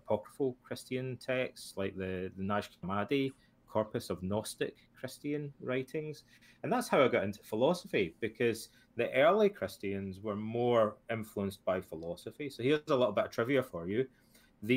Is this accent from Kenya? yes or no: no; Ayr, Scotland, United Kingdom; When I was a kid and I grew up in Scotland, my father passed away when I was about 13 or 14 years old. And my hometown, Ayr